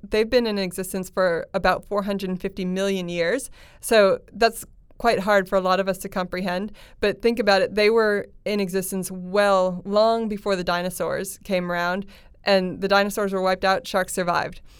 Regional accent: United States; I'm American

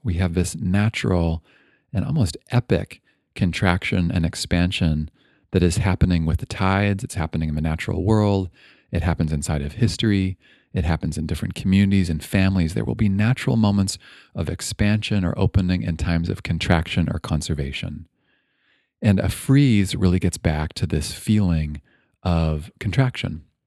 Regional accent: Toronto, Ontario, Canada; now in Bay Area, California, United States; I grew up in Toronto

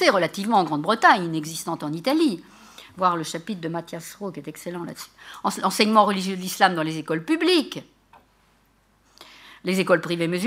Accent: Morocco; c'est parce que je suis marocain, je suis maléquite

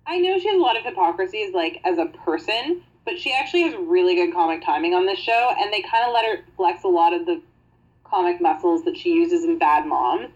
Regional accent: Canada; we're Canadian

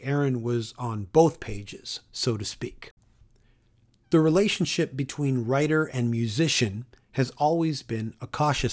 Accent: Toronto, Ontario, Canada; my hometown of Toronto

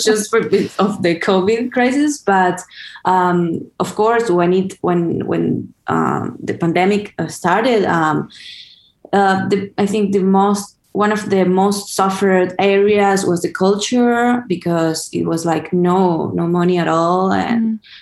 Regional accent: Buenos Aires, Argentina; I'm from Buenos Aires actually, but I've been uh, in LA since

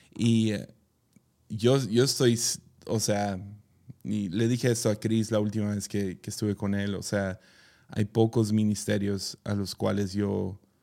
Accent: Mazatlán, Sinaloa, Mexico; yo crecí en Mazatlán

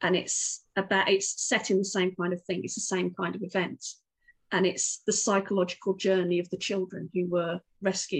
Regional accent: Wolverhampton, West Midlands, United Kingdom; I grew up in Wolverhampton

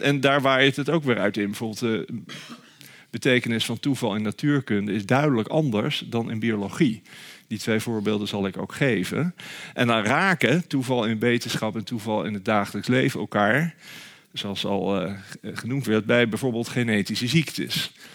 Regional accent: Nijmegen, Gelderland, Netherlands; waar ik dan vandaan kom. Toen zei ik Nijmegen

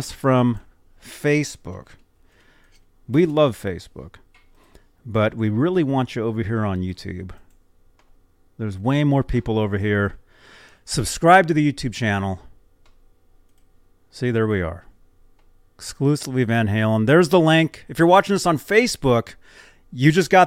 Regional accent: Phoenix, Arizona, United States; I'm from Phoenix

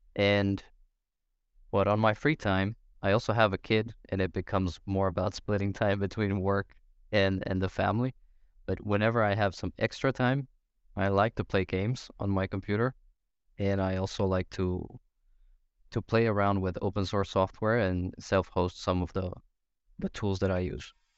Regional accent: Brazil; moved away as an adult; now in Denmark; I'm originally from Brazil. Been here in Denmark for maybe nine or ten years.

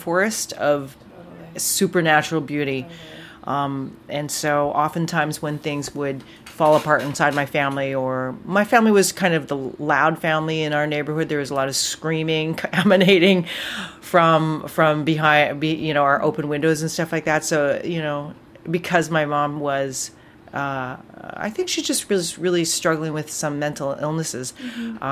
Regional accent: North Vancouver, British Columbia, Canada; Where I grew up in Lynn Valley

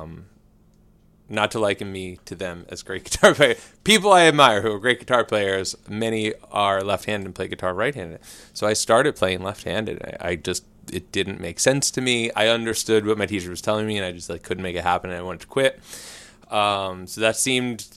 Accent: Philadelphia, Pennsylvania, United States; I grew up in Northeast Philly

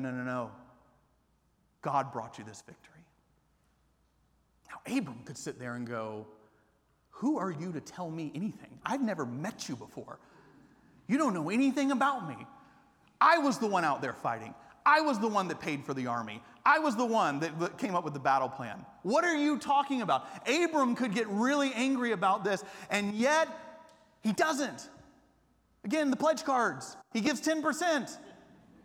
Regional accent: Atlanta, Georgia, United States; moved away as an adult; also born or lived in Japan; now in Austin, United States; I grew up in Atlanta not as a Christian

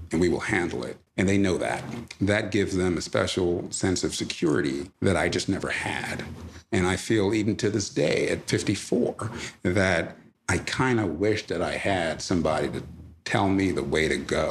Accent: East Orange, New Jersey, United States; also born or lived in Jamaica; grew up in East Orange, New Jersey

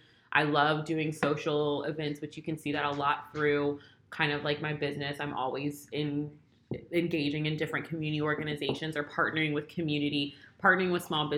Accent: Prince George, Virginia, United States; also born or lived in Plano, Texas; now in Richmond, United States; grew up in Prince George, Virginia. Went to the University of Virginia for undergrad. And came back to Richmond. And now Richmond is home.

